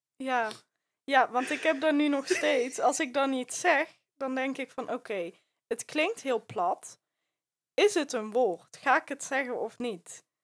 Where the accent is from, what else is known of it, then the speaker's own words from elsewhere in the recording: Rijsbergen, North Brabant, Netherlands; accent: Brabant; je kan horen dat ik uit Brabant kom